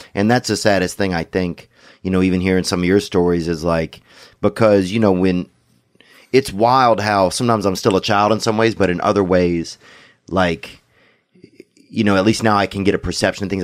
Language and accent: English; Louisiana, United States; I'm from Louisiana